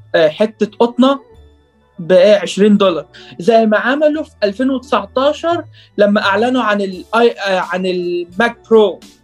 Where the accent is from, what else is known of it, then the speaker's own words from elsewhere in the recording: Egypt; also born or lived in Riyadh, Saudi Arabia; انا اتولدت في السعوديه في الرياض وقعدت ست سنين هناك بعد كده جيت مصر